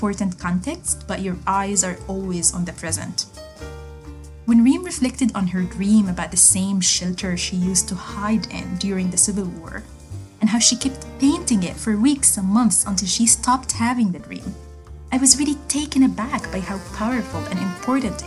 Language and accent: English; Gaza, Gaza Strip, Palestine; my hometown, Gaza